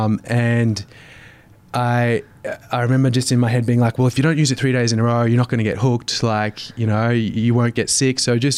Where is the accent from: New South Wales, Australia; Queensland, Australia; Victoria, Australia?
Queensland, Australia; Brisbane; West End in Brisbane.